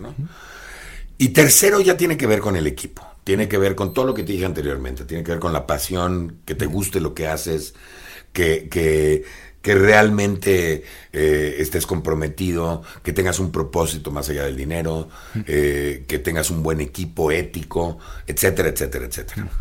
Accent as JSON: {"language": "Spanish", "country": "Mexico", "said": "como mexicanos"}